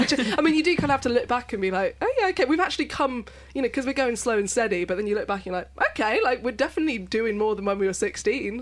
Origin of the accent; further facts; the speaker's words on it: London, United Kingdom; I was born in London